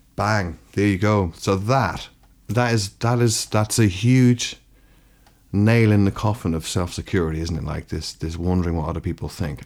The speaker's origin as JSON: {"language": "English", "country": "Ireland", "tie": "born or raised there", "also_born_or_lived": "London", "moved": "yes", "lives_now": "Brighton, United Kingdom", "said": "growing up in Ireland"}